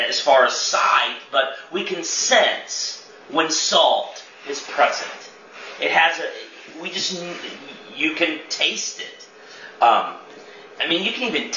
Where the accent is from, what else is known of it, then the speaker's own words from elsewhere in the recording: Chester, Illinois, United States; my hometown, Chester, Illinois